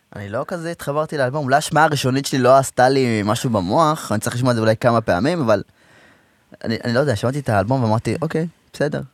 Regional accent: Rehovot, Central District, Israel; אנשים לא יודעים שאני מרחובות, אבל אני מרחובות

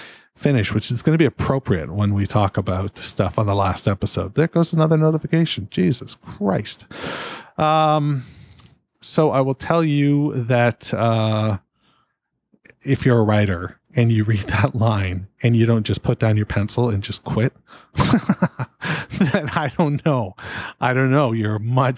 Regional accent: Canada; being a Canadian

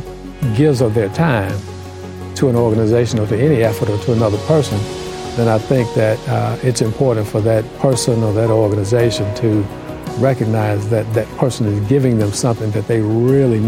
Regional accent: Tuskegee, Alabama, United States; moved away; I'm originally from Tuskegee, Alabama. Both my parents worked for the university

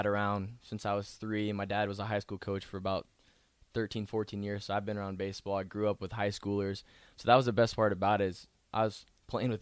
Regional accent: Columbia, Missouri, United States; moved away as an adult; now in Nebraska, United States; I'm from Columbia, Missouri, born and raised

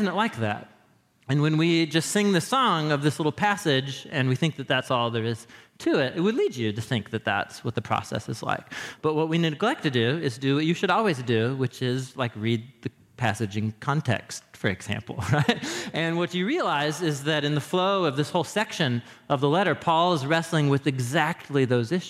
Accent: Portland, Oregon, United States; moved away as an adult; also born or lived in Madison, Wisconsin; I grew up in Portland

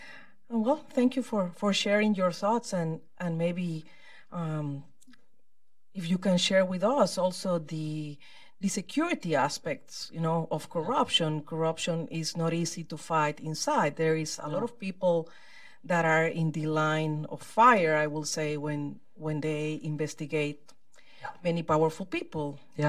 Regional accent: Guatemala; Hi, I am from Guatemala

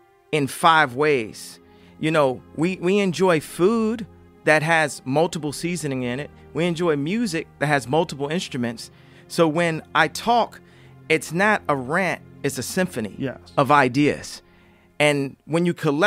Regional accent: Chicago, Illinois, United States; never think that I'm not from Chicago for one second

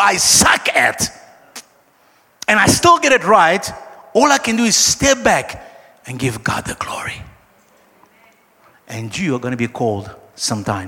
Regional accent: Brazil; now in South Africa; I am from Brazil

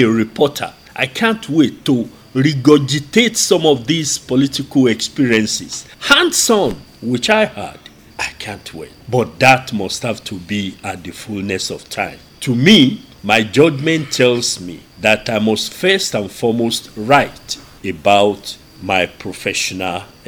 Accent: Ogbomosho, Oyo, Nigeria; I'm from Ugbomosho

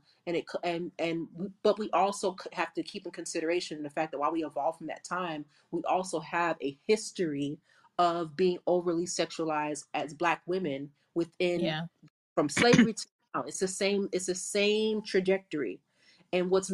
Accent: South Florida, United States; I'm from South Florida.

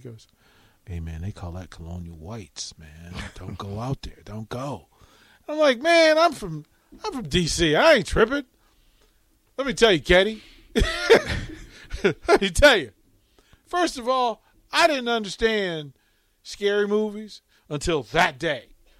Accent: Arlington, Virginia, United States; that I thought I'm from DC. Now, really, I'm from Arlington, Virginia, but I'm from like Green Valley, which is its own persona, right?

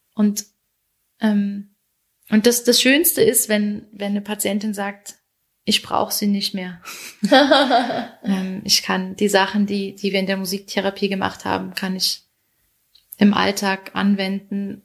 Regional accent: Hunsrück, Rhineland-Palatinate, Germany; moved away as an adult; now in Switzerland; der Hunsrück, wo ich aufgewachsen bin

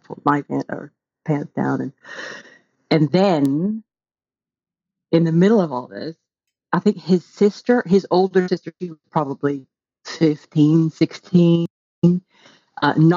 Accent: Bible Belt, the South, United States; also born or lived in Texas; now in United Kingdom; I grew up in the Bible Belt

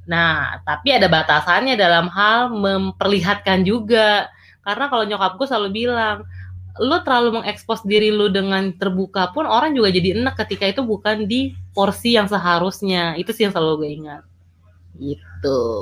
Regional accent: North Sumatra, Indonesia; kalau misalnya ke Sumatera Utara ke kampung gue gue nggak pernah tuh pakai celana pendek yang bener-bener pendek banget

